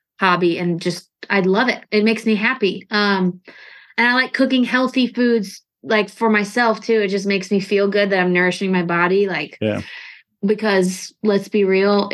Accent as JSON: {"language": "English", "town": "St. Louis", "region": "Missouri", "country": "United States", "moved": "yes", "said": "I'm from St. Louis"}